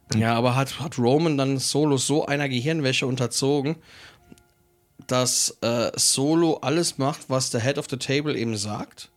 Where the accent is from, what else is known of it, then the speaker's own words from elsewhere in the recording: Germany; bei uns in Deutschland